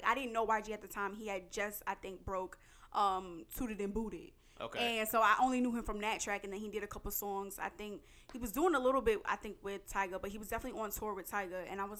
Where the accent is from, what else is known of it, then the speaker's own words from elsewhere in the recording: New Jersey, United States; also born or lived in New York; I'm straight from the East Coast, born and raised. Mm-hmm. I'll rip it till I die. No, let me stop. But now I'm from the Tri-State, originally born in Jersey. All my family's from New York, Brooklyn to be exact.